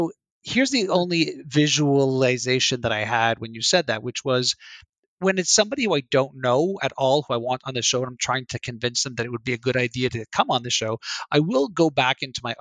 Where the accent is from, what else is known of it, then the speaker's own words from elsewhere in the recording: Canada; I'm Canadian